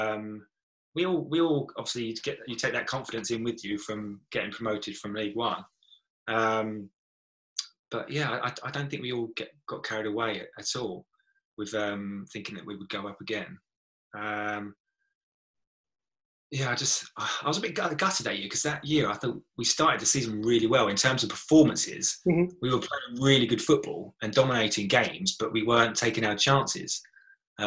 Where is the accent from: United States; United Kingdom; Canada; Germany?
United Kingdom; Brentwood, East of England; I'm from Brentwood